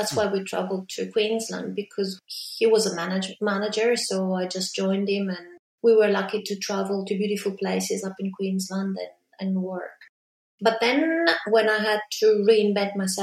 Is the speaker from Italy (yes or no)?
yes; Milan, Lombardy, Italy; moved away as an adult; also born or lived in Brisbane, Australia; now in Melbourne, Australia; I grew up in Milan.